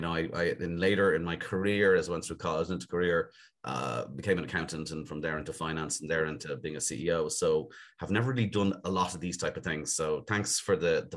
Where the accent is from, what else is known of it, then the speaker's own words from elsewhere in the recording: Dublin, Leinster, Ireland; also born or lived in Castlebar, County Mayo; moved to Clontarf on Dublin's north side, which has been home for the last 40 plus years